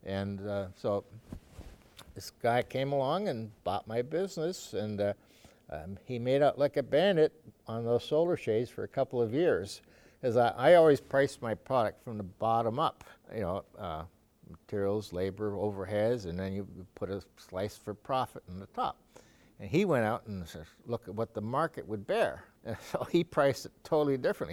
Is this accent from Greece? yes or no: no; Canada; moved away as an adult; also born or lived in Sweden; now in Watertown, United States; I got Canadian citizenship. I grew up there, went to school there